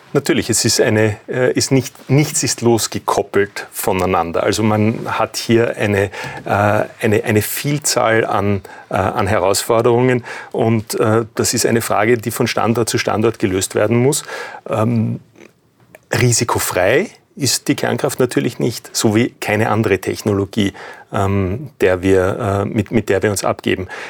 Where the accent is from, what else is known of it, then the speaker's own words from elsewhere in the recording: Austria; wir als, als Österreicher